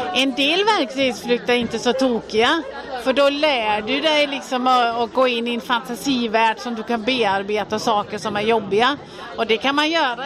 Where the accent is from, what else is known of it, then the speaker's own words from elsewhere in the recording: Denmark; now in Sweden; Jag är född och uppvuxen i Danmark